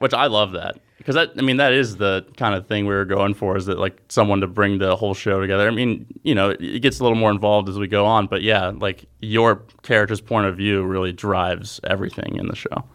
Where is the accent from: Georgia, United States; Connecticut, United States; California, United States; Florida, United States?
Florida, United States; Jacksonville; I'm from Jacksonville, Florida